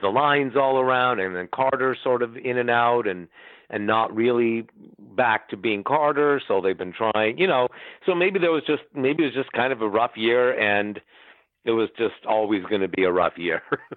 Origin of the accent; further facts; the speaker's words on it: Ottawa, Ontario, Canada; moved away; my hometown